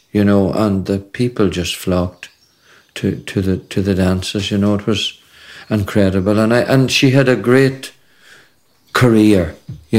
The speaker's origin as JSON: {"language": "English", "area": "Kincasslagh", "region": "Ulster", "country": "Ireland", "said": "We weren't from Dunlow, we were from Kincastle"}